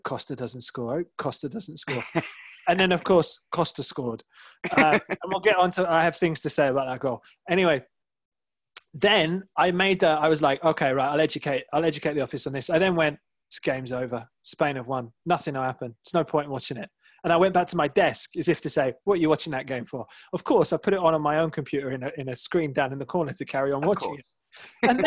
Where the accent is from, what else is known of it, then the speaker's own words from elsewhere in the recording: England, United Kingdom; now in United States; as an Englishman